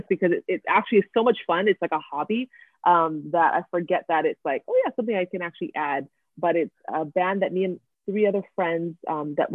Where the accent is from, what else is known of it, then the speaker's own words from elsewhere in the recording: Kailua, Hawaii, United States; also born or lived in Nashville, Tennessee; now in Honolulu, United States; I'm born and raised in Hawaii.